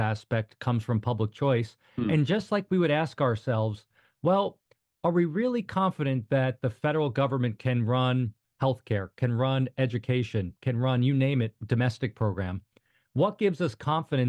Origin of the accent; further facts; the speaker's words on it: outside New York City, United States; moved away as an adult; also born or lived in Hoboken, New Jersey; now in Northern Virginia, United States; I grew up outside New York City, went to school there, and I worked on Wall Street